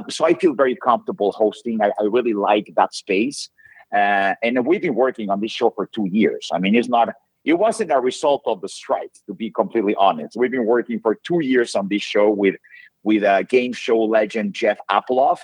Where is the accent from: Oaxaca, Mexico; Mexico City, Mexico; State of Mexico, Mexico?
Mexico City, Mexico; moved away; I grew up in Mexico City